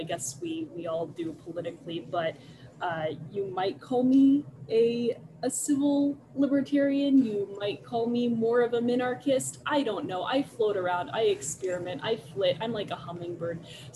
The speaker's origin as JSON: {"language": "English", "town": "Chicago", "region": "Illinois", "country": "United States", "accent": "hard Chicago A", "moved": "as an adult", "lives_now": "Los Angeles, United States", "said": "I also came from Chicago before that, so my accent migrates. You will probably hear that as we go on. I do have that hard Chicago A that comes in there"}